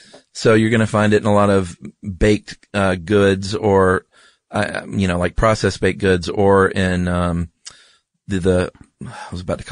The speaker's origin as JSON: {"language": "English", "region": "Georgia", "country": "United States", "said": "I'm from Georgia."}